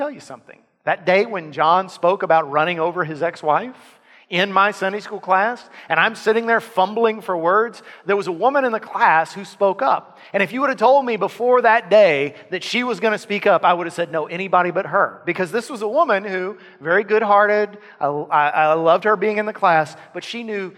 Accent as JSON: {"language": "English", "area": "Lavaca County", "region": "Texas", "country": "United States", "tie": "born or raised there", "said": "In my hometown, in my area, Lavaca County, where I grew up"}